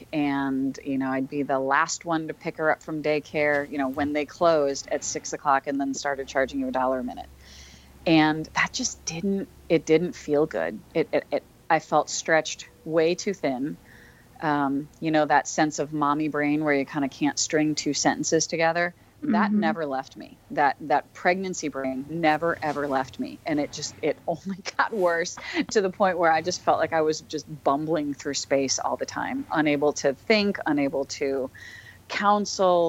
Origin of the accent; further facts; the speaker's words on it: St. Louis, Missouri, United States; my hometown of St. Louis